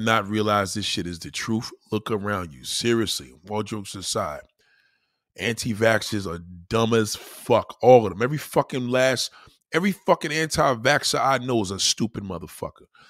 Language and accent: English; New York City, New York, United States; I'm a New Yorker.